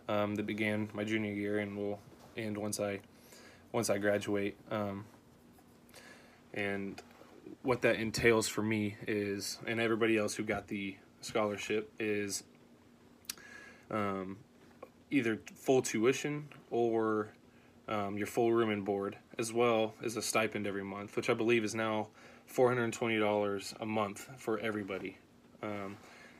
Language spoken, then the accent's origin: English; Houston, Texas, United States; moved away as an adult; now in Nebraska, United States; I was born and raised in Houston, Texas